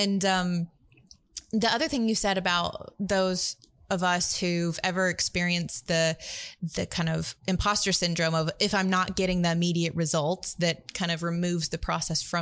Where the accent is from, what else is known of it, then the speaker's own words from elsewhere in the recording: Tuscaloosa, Alabama, United States; I grew up in Tuscaloosa, Alabama